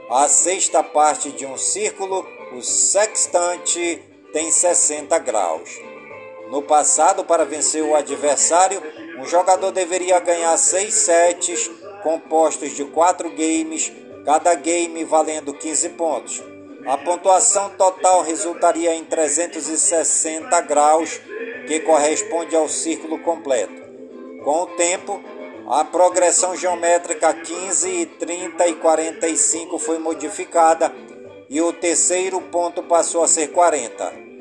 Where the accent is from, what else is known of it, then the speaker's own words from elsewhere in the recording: Careiro da Várzea, Amazonas, Brazil; do Careiro, da Várzea, minha cidade natal